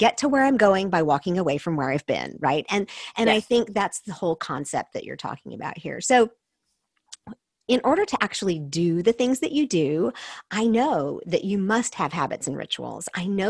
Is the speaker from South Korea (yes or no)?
yes; South Korea; I grew up in Korea. My parents were missionaries.